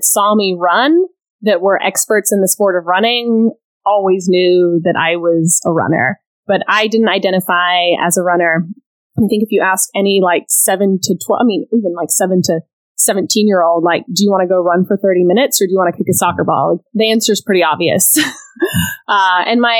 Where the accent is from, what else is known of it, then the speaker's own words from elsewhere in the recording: Austin, Texas, United States; also born or lived in Scotland / Geneva, Switzerland; now in Houston, United States; moved to Austin, Texas when I was in the third grade